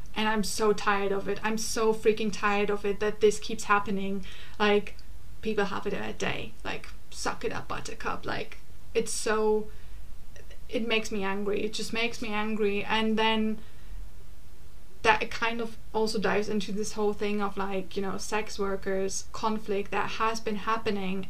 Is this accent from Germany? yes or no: yes; Germany; now in London, United Kingdom; I come from Germany